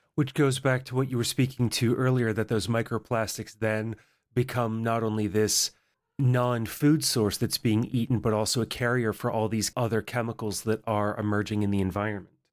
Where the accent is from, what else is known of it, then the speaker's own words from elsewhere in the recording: mid-Atlantic, Appalachia, United States; I grew up in Appalachia in the mid Atlantic here in the United States